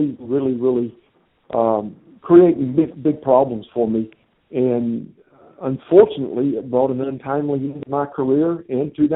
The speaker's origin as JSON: {"language": "English", "country": "United States", "also_born_or_lived": "Japan", "said": "I was excited about coming back home, being able to work in my home country"}